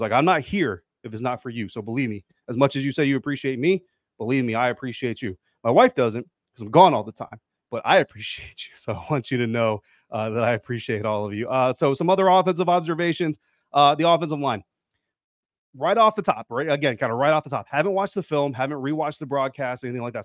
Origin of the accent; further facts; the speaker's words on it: Denver, Colorado, United States; moved away; The, the Commanders get to come visit my hometown